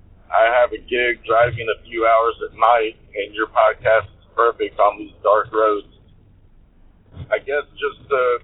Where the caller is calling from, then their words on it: Georgia, United States; I'm calling from Georgia